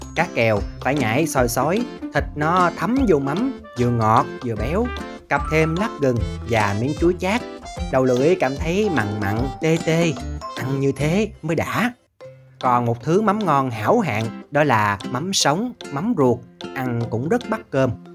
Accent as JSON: {"language": "Vietnamese", "region": "Mekong Delta", "country": "Vietnam", "tie": "born or raised there", "said": "ở quê tôi, hầu như người lớn ai cũng thuộc lao cách làm mắm đồng"}